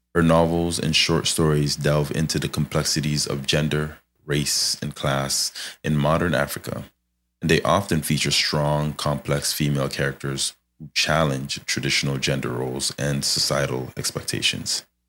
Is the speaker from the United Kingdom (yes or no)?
no; Canada; I'm Canadian here